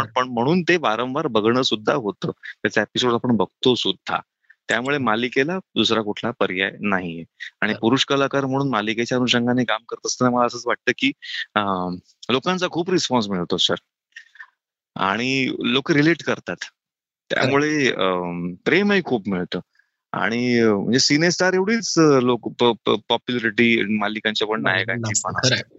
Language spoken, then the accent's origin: Marathi; Nashik, Maharashtra, India; अनेक वर्षांपासून मी नाशिकमध्ये आहे नाशिकचं आहे